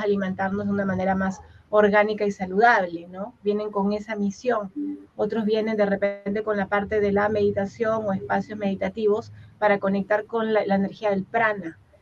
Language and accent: Spanish; Huaral, Lima, Peru; en Guaral, que es donde yo nací